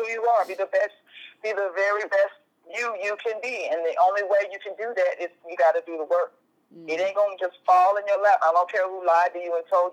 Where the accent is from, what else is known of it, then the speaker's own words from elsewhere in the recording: Tulsa, Oklahoma, United States; We're both from Tulsa. We're both from T-Town.